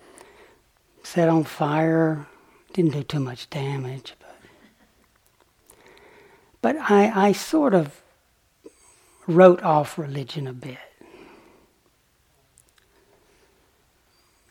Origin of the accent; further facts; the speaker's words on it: the South, United States; moved away as an adult; also born or lived in Oxford; Growing up in the South